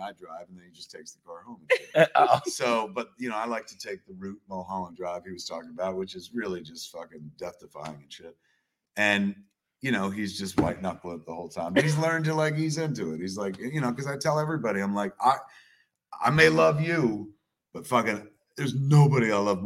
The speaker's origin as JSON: {"language": "English", "region": "New Jersey", "country": "United States", "said": "you're from this fucking state"}